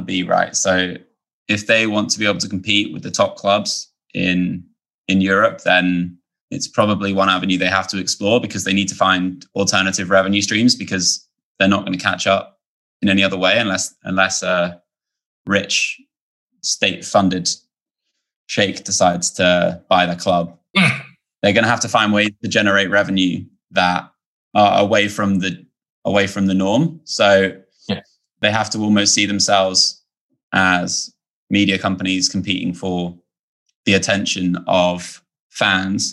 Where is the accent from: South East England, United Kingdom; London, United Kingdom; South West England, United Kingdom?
South East England, United Kingdom; Portsmouth; I'm from Portsmouth